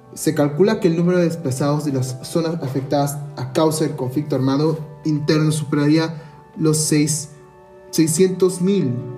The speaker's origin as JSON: {"language": "Spanish", "country": "Peru", "said": "Nuestra incertidumbre como peruanos"}